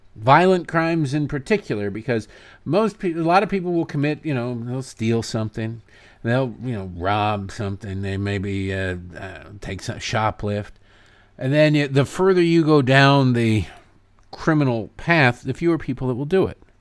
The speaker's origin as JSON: {"language": "English", "town": "Oakland", "region": "California", "country": "United States", "tie": "born or raised there", "said": "I'm a black man born and raised in Oakland."}